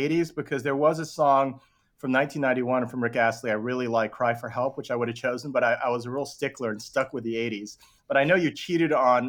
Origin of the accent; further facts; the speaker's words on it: Long Island, New York, United States; I grew up on Long Island